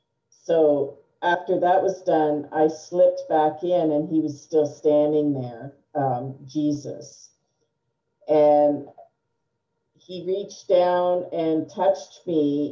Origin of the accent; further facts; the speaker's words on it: New Brunswick, Canada; born there; So, I am Canadian. I was born in the province of New Brunswick. My father was in the Canadian Armed Forces, and we moved a lot.